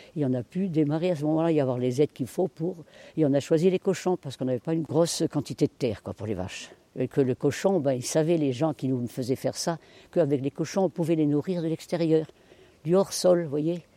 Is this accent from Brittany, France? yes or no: yes; Finistère, Brittany, France; moved away as an adult; now in Morbihan, France; je suis du Finistère et chez nous, l'habitat est différent.